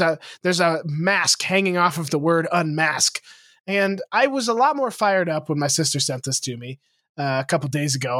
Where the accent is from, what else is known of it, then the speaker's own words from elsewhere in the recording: Lewistown, Montana, United States; moved away; my hometown, Lewistown